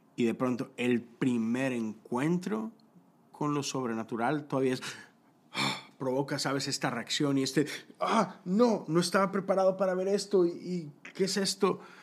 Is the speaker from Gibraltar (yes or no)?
no; Mexico; yo soy de México, yo crecí eh, en, esos años donde de repente el narco empezó a invadir el mundo